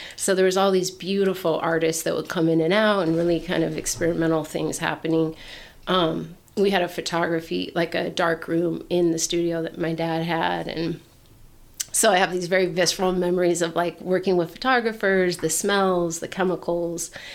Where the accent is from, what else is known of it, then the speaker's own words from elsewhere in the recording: Portland, Oregon, United States; moved away as an adult; I grew up in Portland. Oregon. Yeah, Portland, Oregon